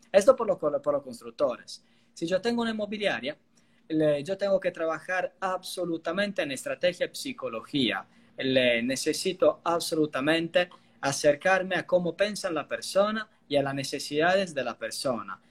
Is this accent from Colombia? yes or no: no; Italy; accent: Italian; Spanish is a second language; moved away as an adult; also born or lived in Argentina; soy italiano, pero creo que eso se escucha, incluido por el acento